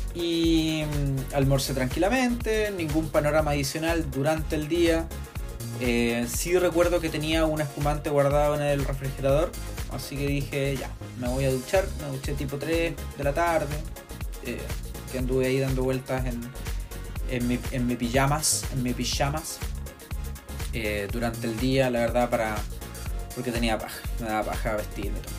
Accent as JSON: {"language": "Spanish", "town": "Viña del Mar", "region": "Valparaíso", "country": "Chile", "said": "soy de Viña del Mar"}